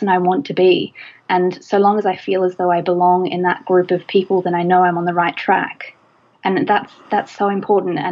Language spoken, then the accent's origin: English; Australia; Australia, my home country